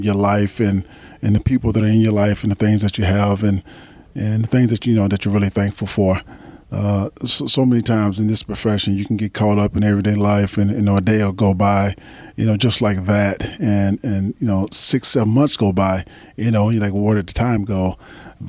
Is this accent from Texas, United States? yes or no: yes; 30 minutes north of Dallas, Texas, United States; now in Los Angeles, United States; sort of my hometown. I grew up, you know, 30 minutes north of Dallas